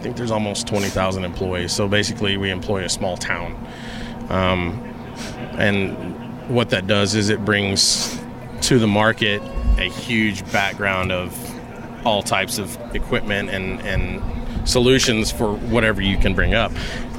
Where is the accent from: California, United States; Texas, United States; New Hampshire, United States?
Texas, United States; Harlingen; also born or lived in El Paso, Texas / McAllen, Texas; I was born in El Paso, Texas in 1980. My dad was the manager of a Luby's cafeteria in downtown El Paso. And then we moved to McAllen, and then we moved to Harlingen. So I grew up in a border town all my life.